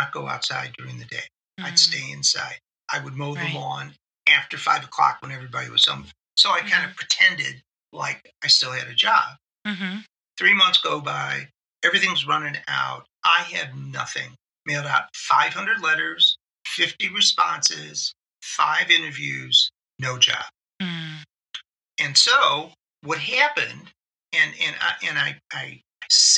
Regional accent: Cleveland, Ohio, United States; We born and bred in Cleveland

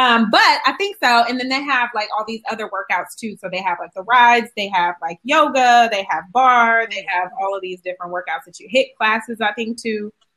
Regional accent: Euclid, Ohio, United States; moved away; also born or lived in Kent, Ohio; I went to school in Kent, but I'm actually from Cleveland, Ohio.

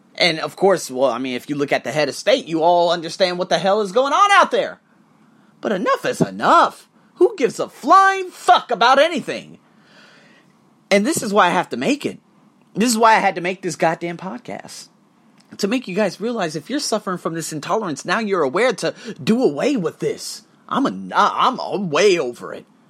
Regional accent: United States; I'm American

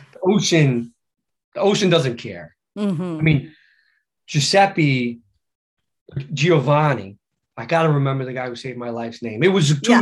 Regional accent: New York City, New York, United States; now in Santa Monica, United States; I'm a New Yorker

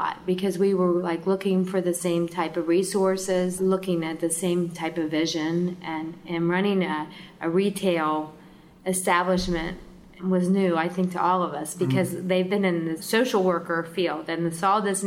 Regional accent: Columbus, Ohio, United States; now in Pickaway County, United States; I grew up in Columbus, but we actually live in Pickaway County

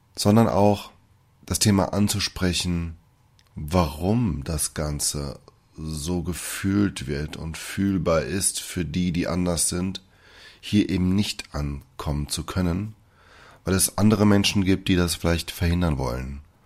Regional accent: Germany; also born or lived in Brazil; Ich bin gebürtiger Brasilianer und auch dort aufgewachsen, bis ich mit fünf Jahren hierher gekommen bin. Ich wurde von deutschen Eltern adoptiert und dementsprechend auch erzogen

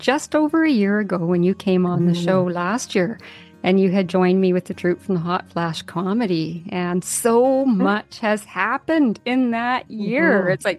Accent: Yukon, Canada; now in Comox Valley, Canada; I was born and raised in the Yukon Territory here in Canada. However, I now live in the beautiful Comox Valley.

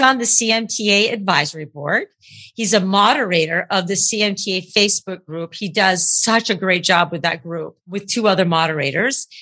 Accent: Vermont, United States; I'm from Vermont

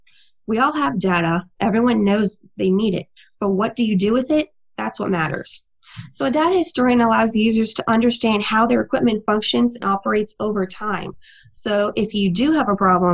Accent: Texas, United States; also born or lived in overseas; I myself am a native Texan, born and raised in Texas for the most part, but I also lived overseas a little bit when I was younger.

